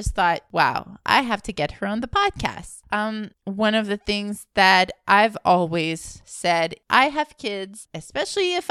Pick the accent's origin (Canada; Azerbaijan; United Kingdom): Canada; Alberta; now in Montreal, Canada; I live in Montreal, but originally I'm from Alberta, a Franco-Albertan as well